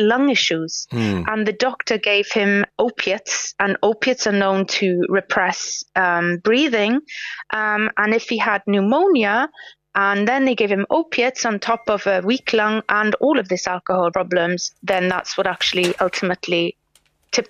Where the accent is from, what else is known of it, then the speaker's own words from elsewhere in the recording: Swansea, Wales, United Kingdom; I grew up in Swansea, where Dylan Thomas grew up